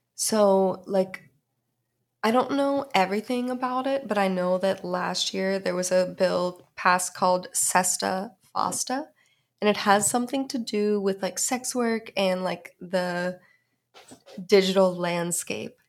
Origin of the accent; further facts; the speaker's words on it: Pittsburgh, Pennsylvania, United States; I'm from Pittsburgh